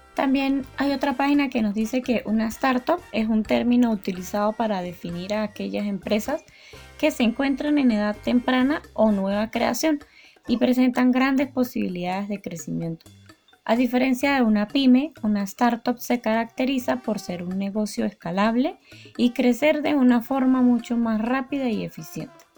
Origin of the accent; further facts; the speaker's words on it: Venezuela; somos venezolanos